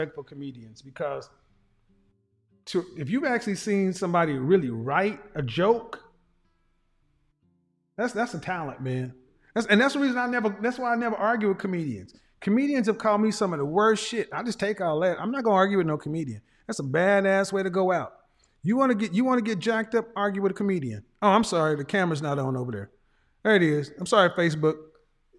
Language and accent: English; Oklahoma, United States; I'm a guy from Oklahoma